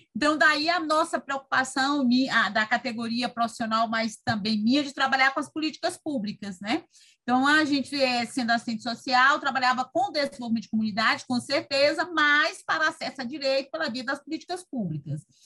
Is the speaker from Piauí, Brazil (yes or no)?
yes; Teresina, Piauí, Brazil; moved away as an adult; also born or lived in Ceará; now in Fortaleza, Brazil; eu sou do, do, de Teresina, vim embora para cá. A época já tem 30 anos que eu fiz isso por conta do meu casamento